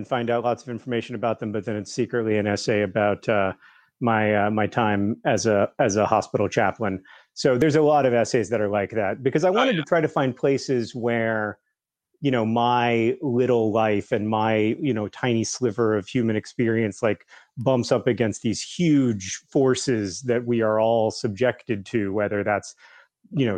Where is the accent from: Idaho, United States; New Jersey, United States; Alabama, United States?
Alabama, United States; I grew up in Alabama